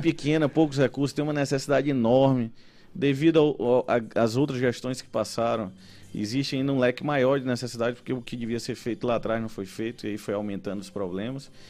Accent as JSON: {"language": "Portuguese", "town": "São Luís", "region": "Maranhão", "country": "Brazil", "said": "eu sou ludovicense, gosto muito da, da minha cidade"}